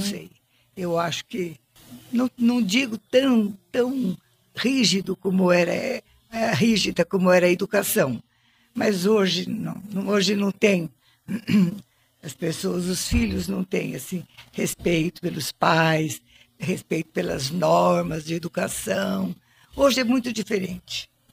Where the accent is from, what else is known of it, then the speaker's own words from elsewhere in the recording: Monte Alto, São Paulo, Brazil; dali desse lugar onde, onde eu nasci, aí nós fomos morar junto com a minha avó na rua Nhonhô Livramento